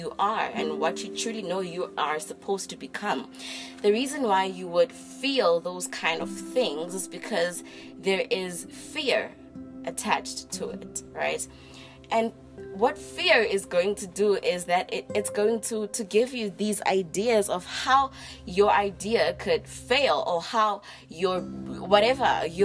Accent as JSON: {"language": "English", "country": "South Africa", "said": "you are from my home country, SA"}